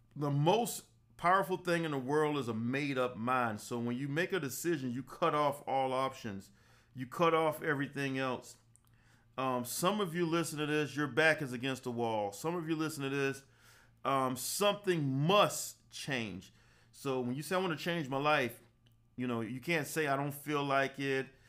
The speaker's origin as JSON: {"language": "English", "town": "Savannah", "region": "Georgia", "country": "United States", "tie": "born or raised there", "also_born_or_lived": "Atlanta, Georgia", "said": "I grew up in Savannah, Georgia. I went to high school there, graduated college there, worked there, left at the age of 23"}